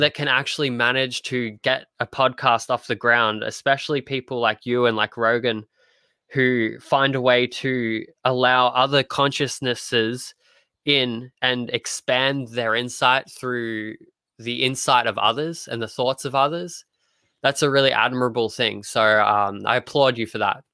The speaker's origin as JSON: {"language": "English", "country": "Australia", "said": "as an Australian"}